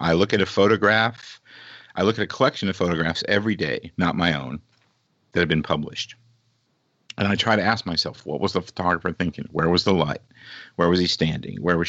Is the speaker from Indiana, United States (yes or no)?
yes; Indianapolis, Indiana, United States; moved away; also born or lived in Monza, Italy; I grew up in Indianapolis, Indiana at the 500.